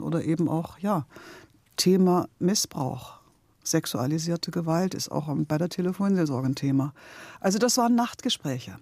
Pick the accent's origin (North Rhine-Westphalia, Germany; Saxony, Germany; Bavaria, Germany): Saxony, Germany; Leipzig; now in Berlin, Germany; ich bin in Leipzig geboren und aufgewachsen. Und dann bin ich nach Berlin gegangen